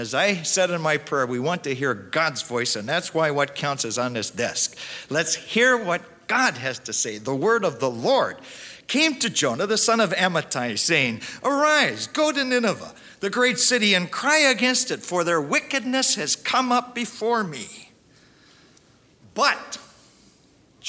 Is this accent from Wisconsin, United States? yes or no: yes; Milwaukee, Wisconsin, United States; also born or lived in Russell, Iowa / Spain; now in Dallas, United States; When I grew up in Milwaukee, Wisconsin, as a little kid